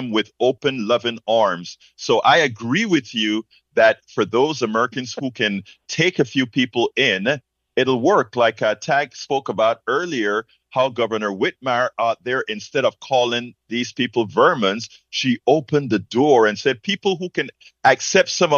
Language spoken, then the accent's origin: English; Panama; moved away as an adult; now in United States; I'm from Panama